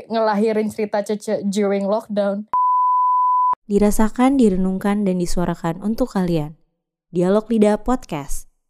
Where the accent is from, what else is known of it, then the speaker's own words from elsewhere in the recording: West Java, Indonesia; Kayak gue … tuh gue kan orang Sunda kan.